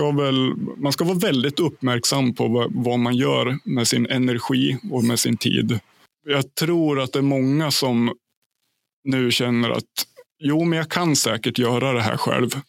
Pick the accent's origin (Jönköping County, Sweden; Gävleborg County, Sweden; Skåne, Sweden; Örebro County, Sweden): Gävleborg County, Sweden; Ljusdal; Min {S1} hemkommun, {S2} Ljusdals kommun. Det ligger 30 mil norr om, eh, om Stockholm på ett ungefär.